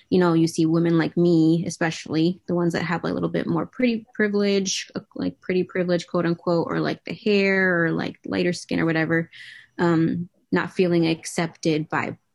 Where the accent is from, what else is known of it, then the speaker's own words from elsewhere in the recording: New England, United States; in New England. Um, I didn't really go out much.